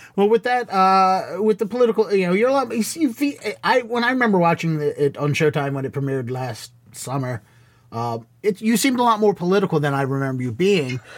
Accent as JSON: {"language": "English", "town": "Baltimore", "region": "Maryland", "country": "United States", "tie": "born or raised there", "moved": "as an adult", "lives_now": "Boston, United States", "said": "I grew up in Baltimore, and I started at the Baltimore Comedy Factory"}